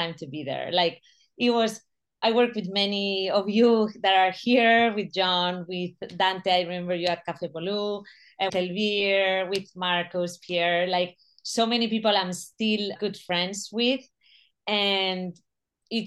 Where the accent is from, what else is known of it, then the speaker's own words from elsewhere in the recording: Spain; moved away as an adult; also born or lived in New York; I'm from Spain